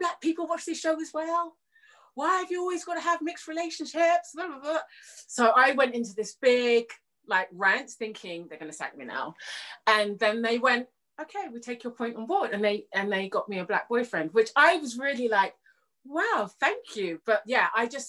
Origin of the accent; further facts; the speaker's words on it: Jamaica; I'm Jamaican